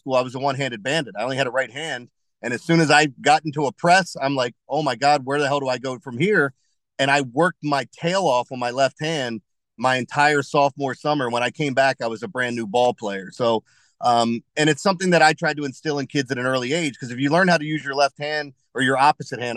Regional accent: Middle River, Maryland, United States; also born or lived in Harford County, Maryland; when we were growing up in Middle River in the Essex area, I went to Stemmer's Run.

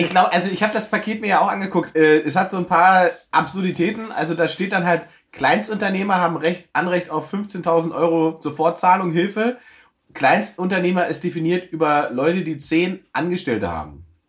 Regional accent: East Germany, Germany; ich bin Ossi

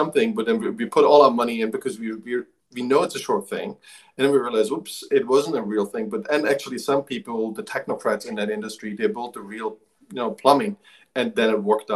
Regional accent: eastern Germany, Germany; moved away; I grew up in Eastern Germany

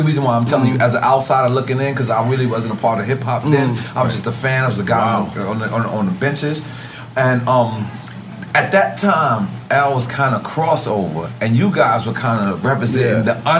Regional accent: New York City, New York, United States; I'm being from Queens

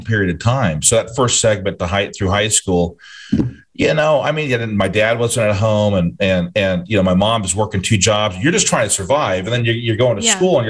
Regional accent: Geneva, Nebraska, United States; also born or lived in Salisbury, Zimbabwe; I grew up in Geneva, Nebraska.

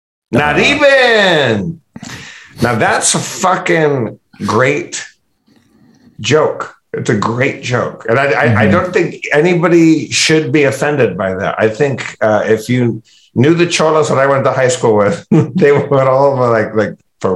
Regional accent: Tustin, California, United States; I grew up in Tustin, very close to Anaheim, California

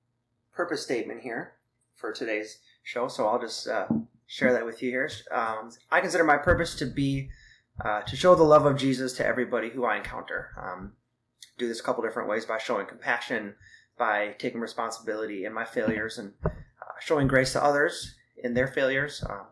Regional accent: Thailand; Yeah, well, so you mentioned before that I grew up in Thailand. So my parents were missionaries when I was young.

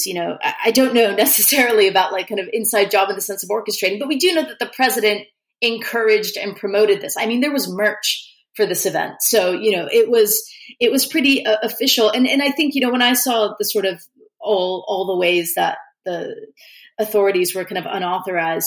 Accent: United States; As an American

